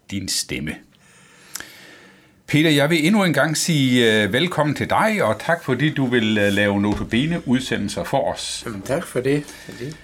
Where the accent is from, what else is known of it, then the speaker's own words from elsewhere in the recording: Mors, North Denmark Region, Denmark; now in Copenhagen, Denmark; Nej, men jeg er Morsingbo. Morsingbo? Født på Mors